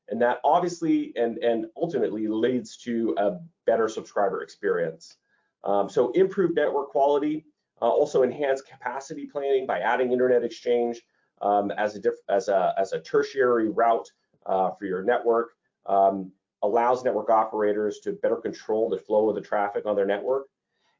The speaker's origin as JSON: {"language": "English", "town": "Toronto", "region": "Ontario", "country": "Canada", "tie": "born or raised there", "said": "Toronto, Canada. It's my hometown. It's where I grew up."}